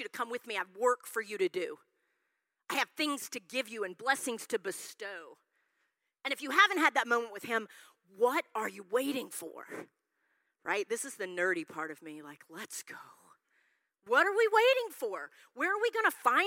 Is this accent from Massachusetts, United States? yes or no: no; Yukon, Oklahoma, United States; I grew up in Yukon, Oklahoma.